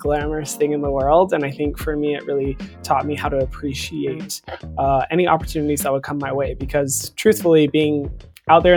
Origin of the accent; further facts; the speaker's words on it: Paulden, Arizona, United States; moved away; I was from Paulden